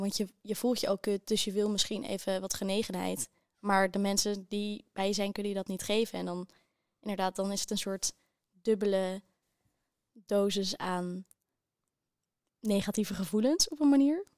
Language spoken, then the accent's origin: Dutch; Amsterdam, North Holland, Netherlands; moved away as an adult; Ik kom uit Amsterdam